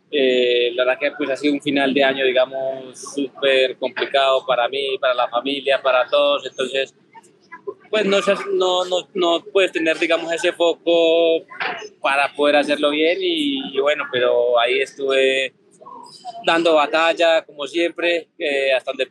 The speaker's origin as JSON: {"language": "Spanish", "country": "Colombia"}